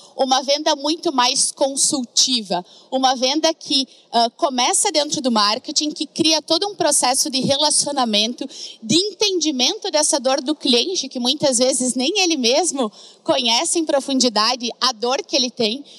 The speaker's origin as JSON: {"language": "Portuguese", "region": "Rio Grande do Sul", "country": "Brazil", "also_born_or_lived": "Florianópolis", "accent": "gaúcho", "moved": "yes", "said": "Não sei se vocês já perceberam pelo sotaque, mas uma gaúcha que já andou por todo que lado, mas o sotaque ele não me deixa."}